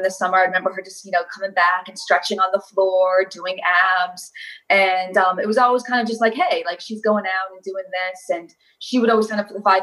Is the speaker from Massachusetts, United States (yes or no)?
no; Bradley Beach, New Jersey, United States; also born or lived in Connecticut; So I was born and raised in New Jersey. I lived in Connecticut for a little bit, but moved back when I was in first grade